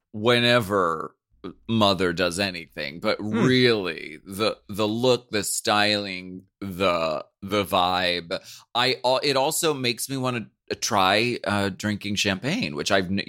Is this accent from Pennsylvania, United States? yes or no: yes; Erie, Pennsylvania, United States; something I remember from growing up in Pennsylvania, winters are rough. Okay, in Erie.